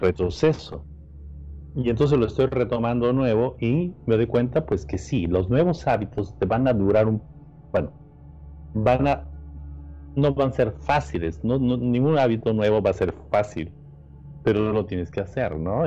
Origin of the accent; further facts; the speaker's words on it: Peru; now in Los Angeles, United States; soy de Perú